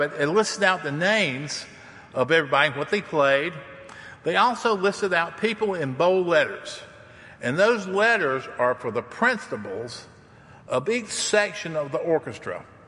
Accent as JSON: {"language": "English", "region": "the South", "country": "United States", "said": "I'm from the South and I'm a hillbilly"}